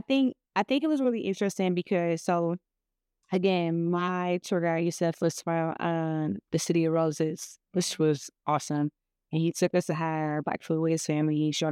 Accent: Cleveland, Ohio, United States; Well, I'm like, I'm from Cleveland, bro.

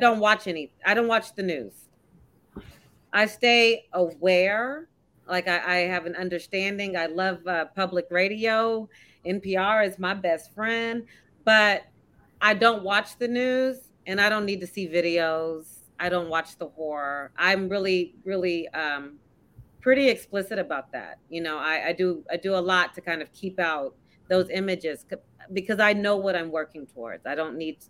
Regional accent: Texas, United States; moved away as an adult; now in New Jersey, United States; I'm from Texas

